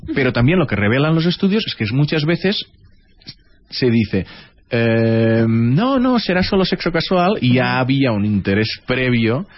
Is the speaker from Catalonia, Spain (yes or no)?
yes; southern Catalonia, Spain; accent: Tortosino Catalan; yo también soy del sur de Cataluña y mi catalán es como